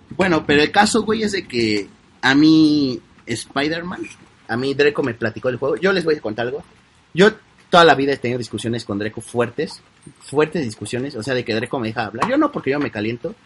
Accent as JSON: {"language": "Spanish", "country": "Mexico", "said": "Los mexicanos queremos hablar como los españoles"}